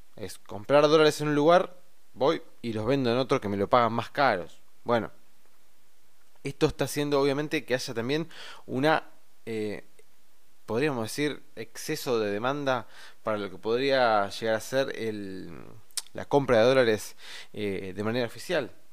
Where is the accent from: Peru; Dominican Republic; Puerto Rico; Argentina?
Argentina; nosotros como argentinos